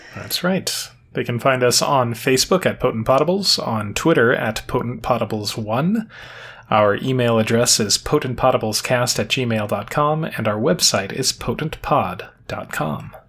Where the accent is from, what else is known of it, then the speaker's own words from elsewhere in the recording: United States; I am American